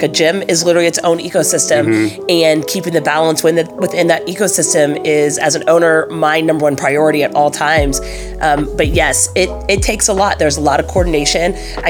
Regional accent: Oklahoma, United States; also born or lived in Minnesota / North Carolina / Michigan; I am originally from Oklahoma, but I grew up all over the place. My dad was a doctor, and we just followed where the job took him. Spent a little time in Minnesota, spent a little time in North Carolina, went to middle school and high school in Michigan.

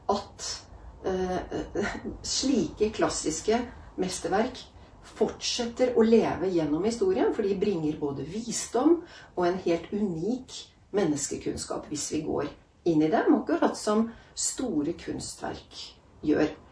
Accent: Norway; moved away as an adult; also born or lived in Italy; jeg vokste opp i Norge med en italiensk mamma

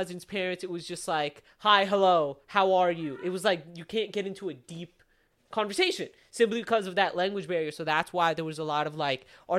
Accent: Pakistan; simply because it was, like, the guy Turkish and we're Pakistani.

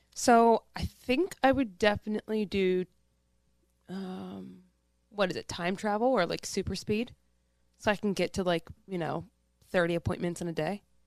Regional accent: Pittsburgh, Pennsylvania, United States; I'm born and raised, um, in the east side of Pittsburgh.

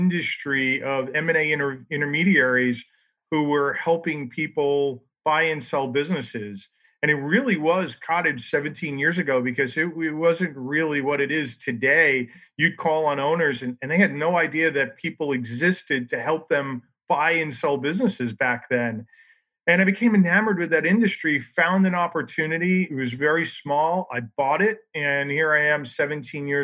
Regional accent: New York, United States; now in Chicago, United States; I'm not originally from here. I'm originally from New York.

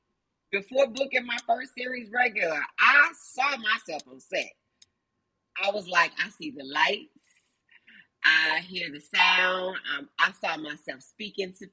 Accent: Chicago, Illinois, United States; moved away as an adult; also born or lived in Alabama; I'm from Chicago

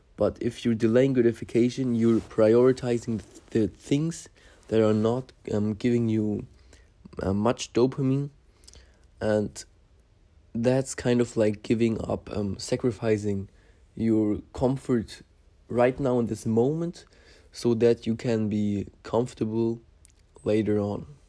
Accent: Szczecin, West Pomeranian Voivodeship, Poland; now in Germany; I was born in Poland, um, near the, um, what's it called? Near the uh, border between um, Poland and Germany

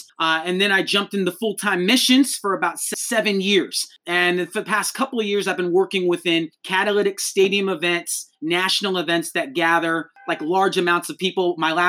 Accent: Modesto, California, United States; also born or lived in Korea; they adopted me from Korea. So I was raised here in America. This is kind of our connection, Sean, in the 209. The Modesto area in California.

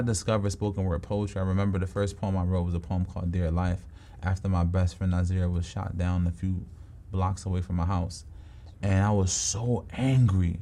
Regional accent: Philadelphia, Pennsylvania, United States; I'm from Southwest Philly

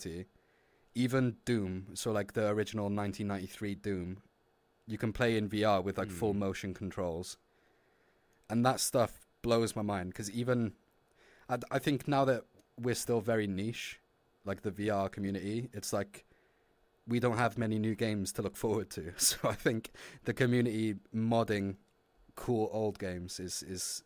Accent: Wales, United Kingdom; I'm not English, I'm Welsh

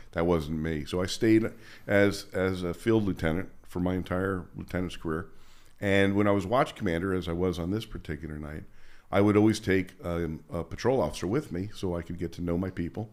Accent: Princeton, New Jersey, United States; moved away as an adult; also born or lived in Las Vegas, Nevada; Princeton was a nice town. It was my hometown

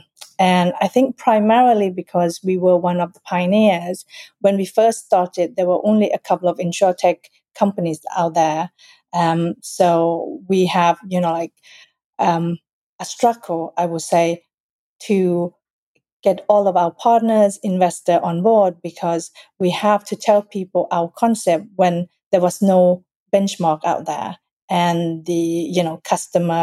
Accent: Sweden; moved away as an adult; also born or lived in Thailand; now in United Kingdom; I was born in Thailand, raised in Sweden, and I have lived here since year 2000

